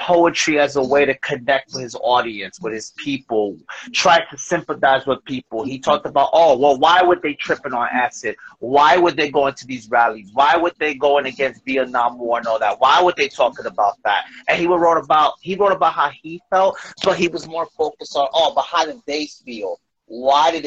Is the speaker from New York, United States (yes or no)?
yes; New York City, New York, United States; now in New Jersey, United States; I'm originally from Brooklyn